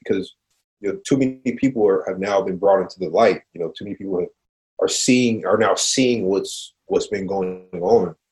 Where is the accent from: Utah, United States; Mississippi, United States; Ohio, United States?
Ohio, United States; Cincinnati; I'm from Cincinnati